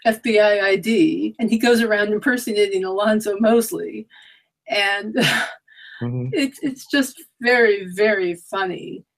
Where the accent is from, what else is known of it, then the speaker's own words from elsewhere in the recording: New York City, New York, United States; I'm from Queens myself.